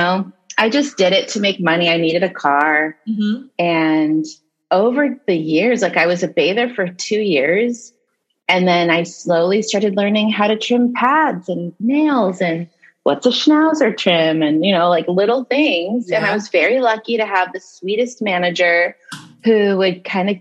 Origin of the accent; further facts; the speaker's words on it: Los Angeles, California, United States; I grew up in the San Fernando Valley, which is a small part of Los Angeles.